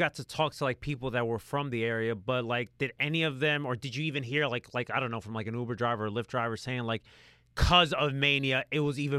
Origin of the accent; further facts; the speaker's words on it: New Jersey, United States; We live out here in the East Coast, right? I'm from Jersey.